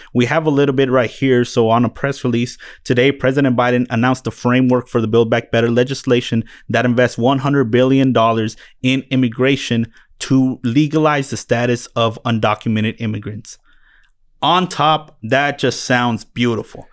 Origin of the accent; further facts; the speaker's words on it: Phoenix, Arizona, United States; also born or lived in Mexico; grew up in, uh, West Valley of Phoenix, brought here from Mexico by the time I was eight months old